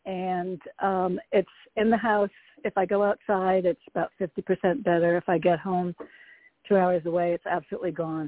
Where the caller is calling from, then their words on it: Connecticut, United States; Hello, it's … from Connecticut.